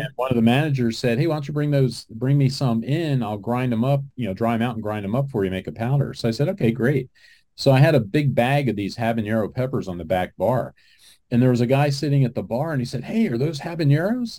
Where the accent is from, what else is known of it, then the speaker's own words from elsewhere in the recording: New Jersey, United States; moved away; I grew up in New Jersey, so I was just back there a couple of weeks ago visiting my mom.